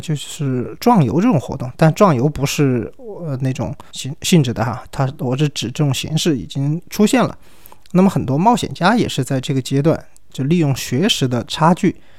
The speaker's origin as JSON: {"language": "Chinese", "country": "China", "said": "我们中国人"}